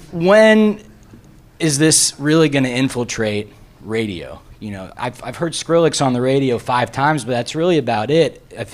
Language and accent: English; the South, United States; moved away; where I'm from the South, my alternative radio station back home where my parents live